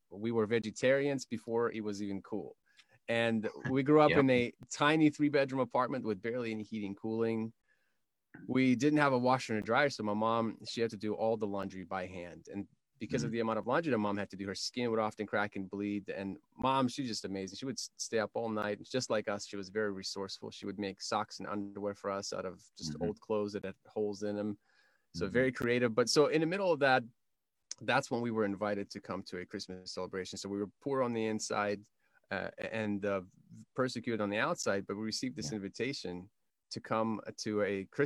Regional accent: Kyiv, Ukraine; I come from Kiev, Ukraine

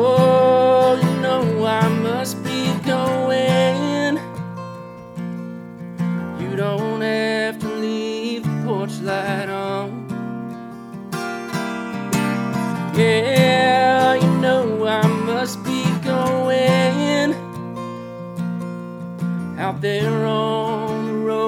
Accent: Moline, Illinois, United States; moved away; also born or lived in California; I'm originally from Moline, Illinois, and I migrated out to California

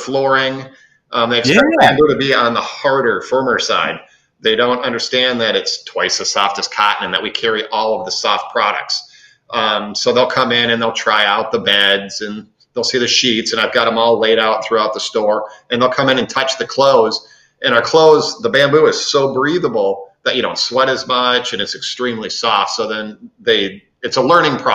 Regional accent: Minnesota, United States; moved away as an adult; also born or lived in North Dakota; now in Naples, United States; I'm from Minnesota

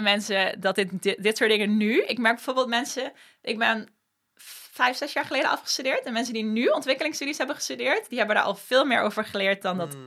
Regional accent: Limburg, Netherlands; moved away as an adult; now in Amsterdam, Netherlands; opgegroeid in Limburg, op mijn 18e naar Amsterdam verhuisd

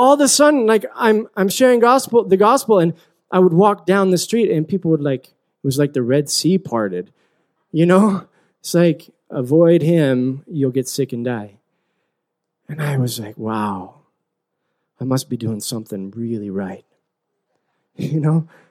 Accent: Utah, United States; moved away as an adult; also born or lived in Philippines; I grew up in Utah, and I grew up in this kind of bubble

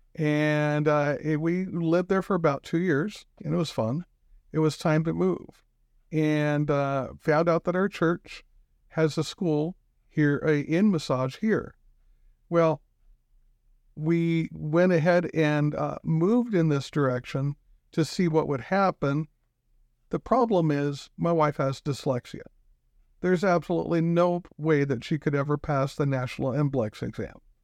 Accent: Pacific Northwest, United States; moved away as an adult; also born or lived in Spokane; now in Rapid City, United States; I come from the Pacific Northwest.

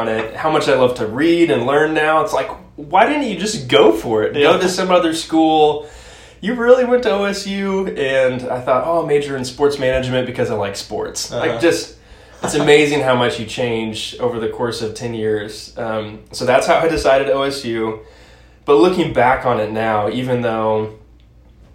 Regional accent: Stillwater, Oklahoma, United States; we were raised in Stillwater

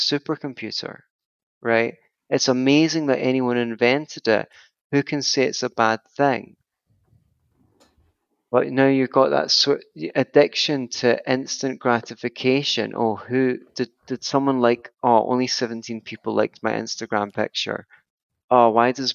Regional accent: Glasgow, Scotland, United Kingdom; The West End of Glasgow, for example, where I grew up in the South Side

